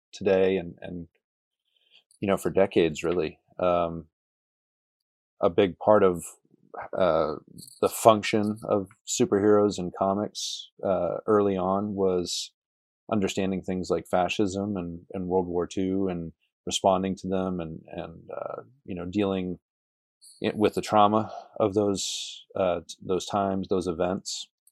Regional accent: New Hampshire, United States; moved away as an adult; also born or lived in New England / South Carolina; now in Lubbock, United States; I was born in New Hampshire and spent most of my life in New England

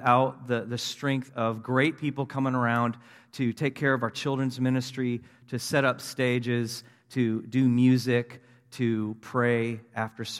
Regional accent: Tulsa, Oklahoma, United States; also born or lived in Wisconsin / Springfield, Missouri; I grew up in Tulsa, Oklahoma. Actually, Wisconsin first, but then Tulsa, Oklahoma, when I was about 10 years old

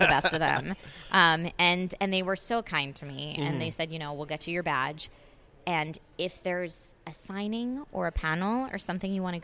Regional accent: Pennsylvania, United States; moved away as an adult; now in California, United States; I grew up in Pennsylvania

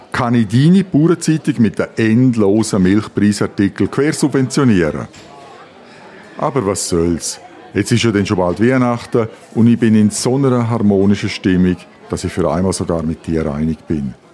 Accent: Graubünden, Switzerland; now in Bern, Switzerland; den ich als Bündner im Berner Exil noch nicht kenne?

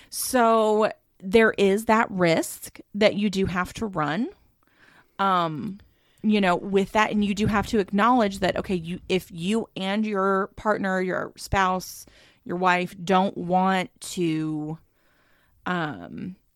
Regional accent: the South, United States; accent: southern; it's a DM I got in my southern accent twang.

